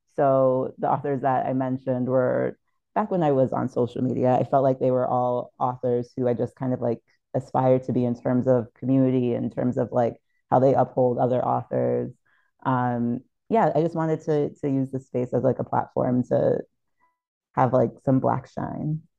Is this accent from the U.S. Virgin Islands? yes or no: yes; St. Thomas, U.S. Virgin Islands; growing up in St. Thomas in the U.S. Virgin Islands